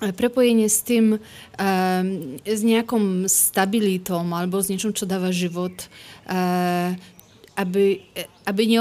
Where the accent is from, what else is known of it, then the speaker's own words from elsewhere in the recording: Poland; Slovak is a second language; moved away as an adult; also born or lived in Poznań, Poland / Kraków, Poland / London, United Kingdom; now in Bratislava, Slovakia; ja som z Polska, e, z Krakova, z dvoch e, z dvoch miest, z, Polska, z Poznania a z Krakova. Uh-huh. Ale žijem na Slovensku už 5 rokov v Bratislave.